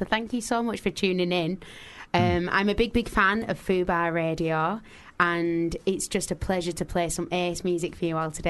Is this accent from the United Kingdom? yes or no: yes; Manchester, North West England, United Kingdom; now in London, United Kingdom; I was only really used to living in Manchester.